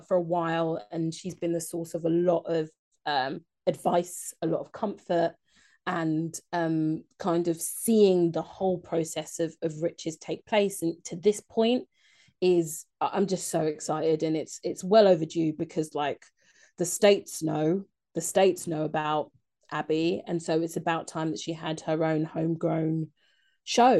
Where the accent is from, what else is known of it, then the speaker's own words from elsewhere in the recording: London, United Kingdom; Being a Londoner